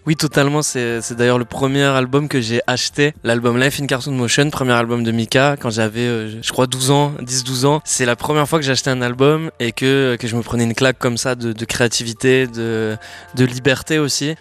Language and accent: French; Landes, Nouvelle-Aquitaine, France; je suis originaire du, sud-ouest, des Landes plus précisément.